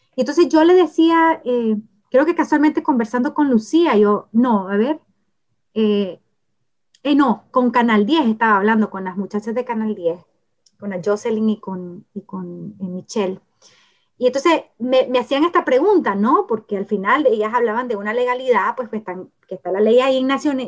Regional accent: Nicaragua

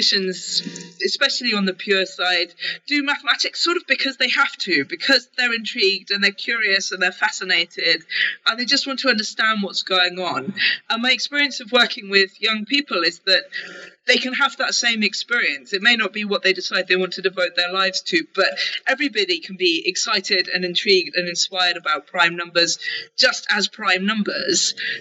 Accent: United Kingdom; I'm a Brit

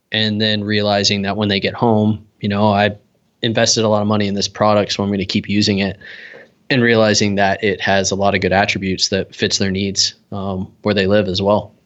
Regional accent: East Coast, United States; now in Salt Lake City, United States; most of my childhood growing up on the East Coast

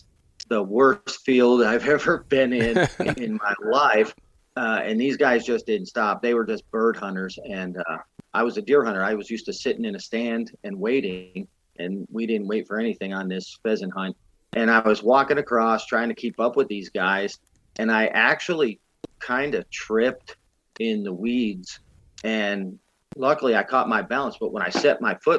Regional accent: Massachusetts, United States; now in Missouri, United States; I mean, when I was growing up in Massachusetts, I hunted as many years as I was there.

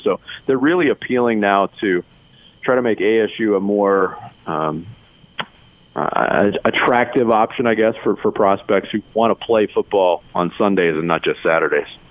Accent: Arizona, United States; also born or lived in New York; I moved to, to Arizona when I was a kid. I, I was born in New York. We moved out in 1979.

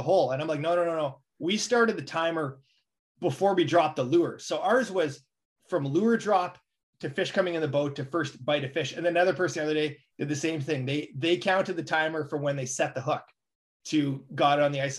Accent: Canada

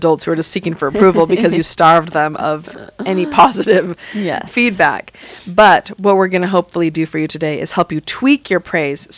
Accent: United States; we're from the United States

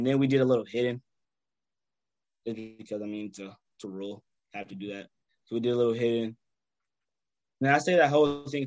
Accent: Lawrence, Indiana, United States; my hometown team, Oakland and Bombers

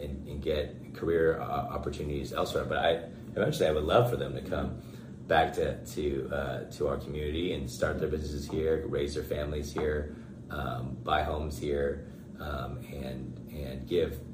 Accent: Bakersfield, California, United States; This is the place that I was born and raised

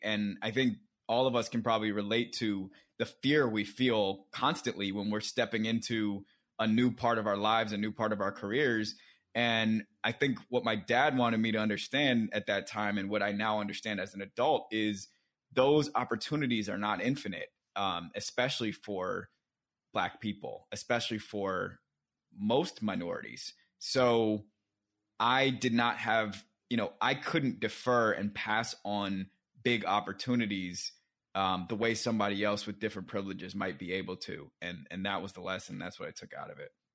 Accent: Silver Spring, Maryland, United States; moved away as an adult; also born or lived in Alexandria, Virginia / Atlanta, Georgia / Oakland, California / London; now in New York, United States; I was born in Alexandria, Virginia. I, my first the first place I lived was Silver Spring, Maryland, um, where I was raised by my parents

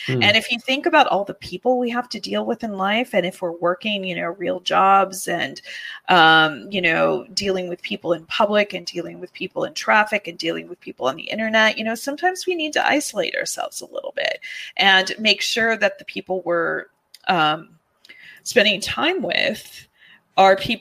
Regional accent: California, United States; I'm from California

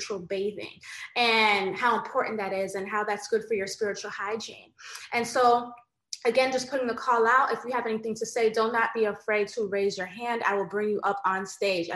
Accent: United States; I do have Jamaican ancestry. I was born in America.

